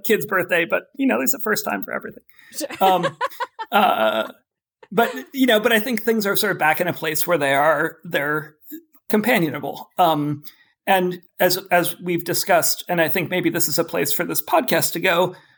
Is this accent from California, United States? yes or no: yes; Oakland, California, United States; I grew up in Oakland, California